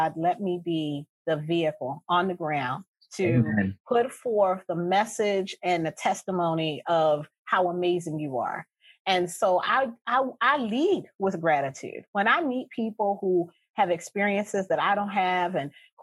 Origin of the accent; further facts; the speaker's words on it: Baltimore, Maryland, United States; I am from Baltimore, the Sandtown Winchester community of Baltimore. I grew up in the inner city